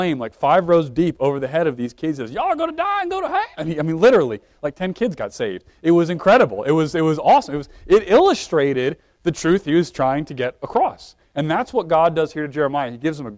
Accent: Brunswick, Maryland, United States; moved away; I grew up in Maryland

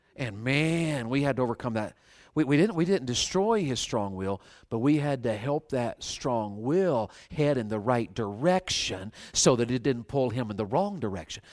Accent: the South, United States; I was raised in the South, and, and Southerners sometimes are a little pigheaded about things.

